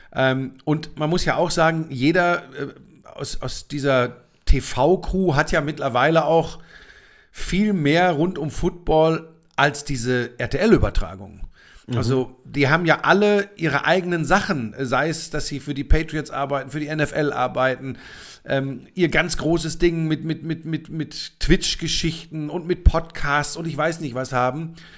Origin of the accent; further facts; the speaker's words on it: Germany; bei uns in Deutschland